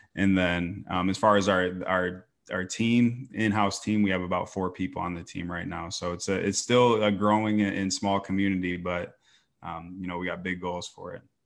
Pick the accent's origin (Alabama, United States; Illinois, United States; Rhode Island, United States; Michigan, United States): Michigan, United States; Grand Rapids; moved away as an adult; now in Phoenix, United States; I came from Michigan originally, like Grand Rapids area